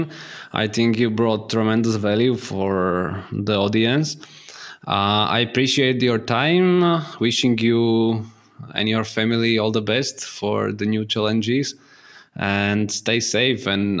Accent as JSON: {"language": "English", "country": "Slovakia", "said": "I'm from Slovakia."}